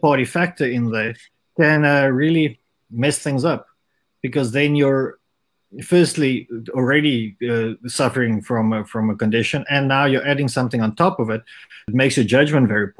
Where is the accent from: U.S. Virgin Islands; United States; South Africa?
South Africa; having had the culture of growing up in South Africa